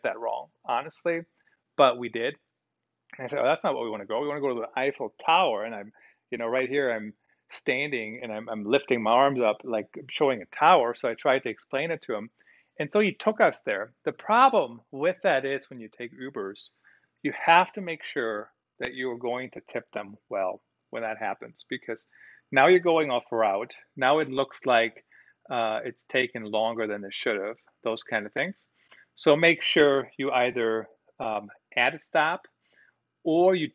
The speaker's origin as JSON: {"language": "English", "country": "Germany", "tie": "born or raised there", "moved": "yes", "lives_now": "United States", "said": "I did grow up in Germany, did grow up in Europe"}